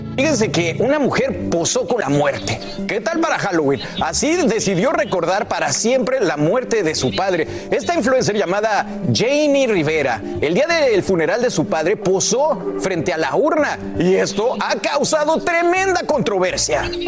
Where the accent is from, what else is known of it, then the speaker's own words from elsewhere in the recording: Mexico; moved away; yo, que soy el mexicano de la mesa